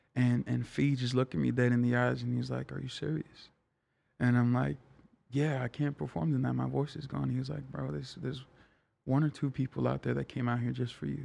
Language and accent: English; Tonga; now in East Palo Alto, United States; I loved my life growing up in Tonga